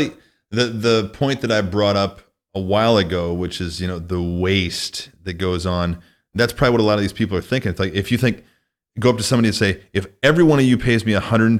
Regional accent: Midwest, United States; And I come from the Midwest.

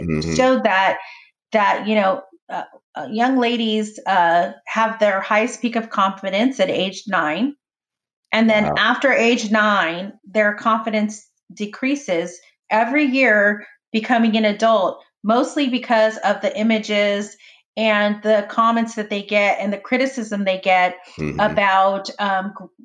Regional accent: Orange County, California, United States; I grew up in Orange County

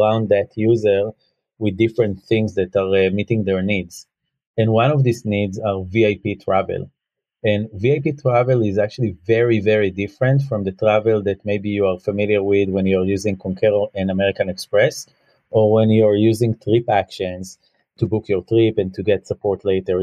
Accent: Israel; moved away; we are from Israel

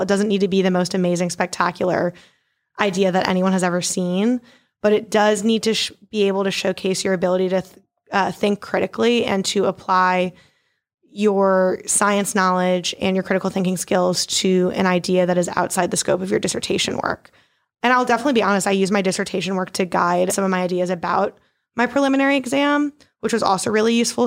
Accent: Baltimore, Maryland, United States; moved away as an adult; also born or lived in Poughkeepsie, New York; now in New Orleans, United States; I'm originally from Baltimore, Maryland

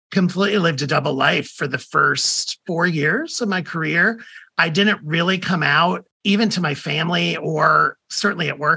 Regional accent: Toledo, Ohio, United States; moved away; also born or lived in Georgia; I was born in Toledo, Ohio, uh, 1965. So I'm officially, as a marketer, I'm a baby boomer

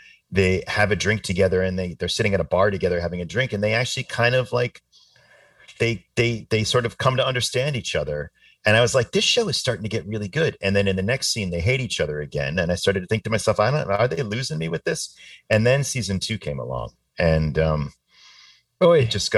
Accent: Boston suburbs, Massachusetts, United States; I grew up in the Boston suburbs.

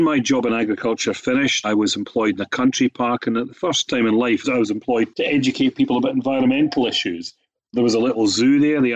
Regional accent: Biggar, Scotland, United Kingdom; I was born in the Scottish Borders, near a tiny town called Bigger, which is a very pretty place

